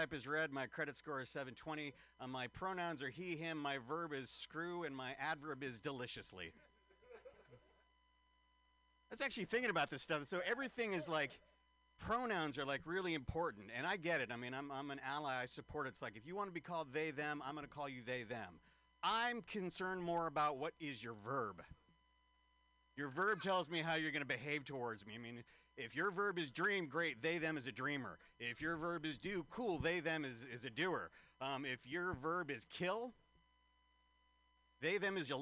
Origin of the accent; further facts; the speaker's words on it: San Francisco, California, United States; moved away; So I like coming to San Francisco. This is my hometown.